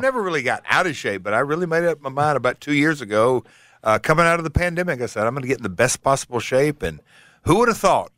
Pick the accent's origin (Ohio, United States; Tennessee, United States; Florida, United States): Tennessee, United States; Hendersonville; Hendersonville, my hometown